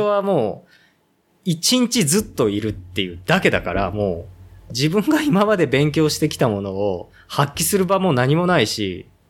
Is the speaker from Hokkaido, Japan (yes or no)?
no; Ōguchi, Aichi, Japan; 僕の実家のこの、大口